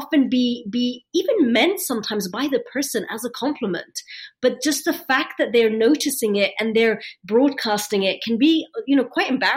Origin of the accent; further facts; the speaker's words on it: London, United Kingdom; accent: British; also born or lived in Egypt; I was born in London. I have a British accent